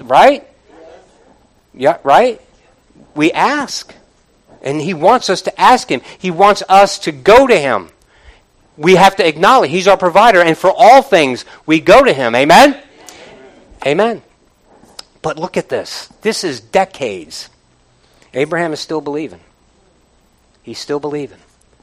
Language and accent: English; United States; I'm an American